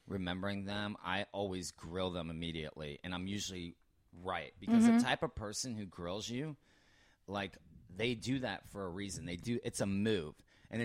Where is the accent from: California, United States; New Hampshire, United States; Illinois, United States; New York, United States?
California, United States; Los Angeles; I'm from